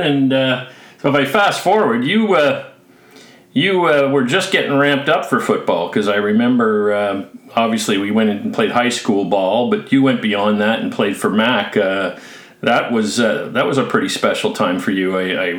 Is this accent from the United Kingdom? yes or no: no; Mississauga, Ontario, Canada; we grew up on Daly Court in Mississauga.